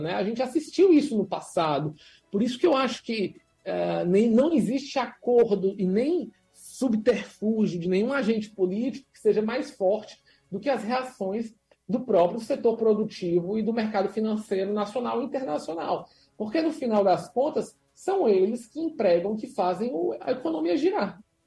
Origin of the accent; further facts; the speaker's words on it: Brazil; a gente é brasileiro